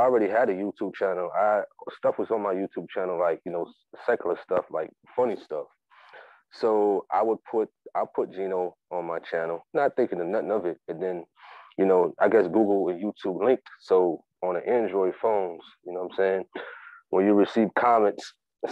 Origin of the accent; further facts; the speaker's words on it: Jersey City, New Jersey, United States; I'm originally from Jersey City, New Jersey, out the United States of America